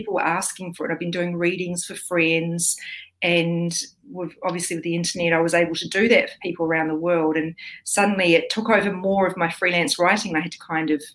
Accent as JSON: {"language": "English", "country": "New Zealand", "also_born_or_lived": "Australia", "moved": "yes", "lives_now": "New South Wales, Australia", "said": "I'm a New Zealander living in Australia."}